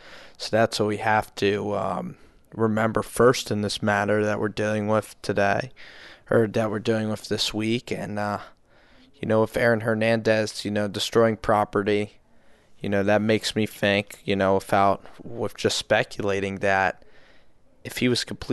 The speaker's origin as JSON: {"language": "English", "country": "United Kingdom", "said": "I'm from the United Kingdom."}